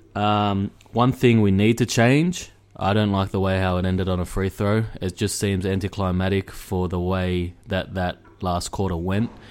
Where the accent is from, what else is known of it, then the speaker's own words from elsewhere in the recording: Australia; I'm from Australia